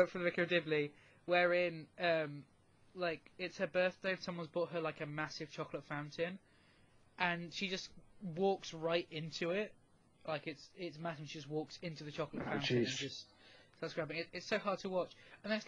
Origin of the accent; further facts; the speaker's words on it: United Kingdom; as a British person